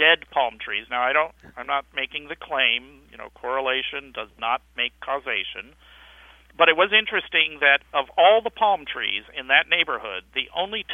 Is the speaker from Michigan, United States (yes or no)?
no; Maryland, United States; also born or lived in Los Angeles, California; I am proud to say that I was born in Los Angeles. However, I'm also proud to say that I've spent most of my life in an area 1/12 the size of California, Maryland